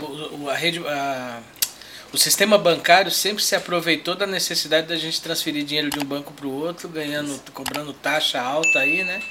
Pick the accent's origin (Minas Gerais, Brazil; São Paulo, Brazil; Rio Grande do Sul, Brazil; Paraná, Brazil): São Paulo, Brazil; Eu nasci aqui, mas os meus pais são de Pernambuco